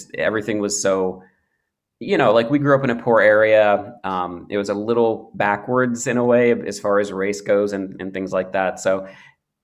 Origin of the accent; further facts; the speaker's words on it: Eastern Kentucky, United States; we grew up in Eastern Kentucky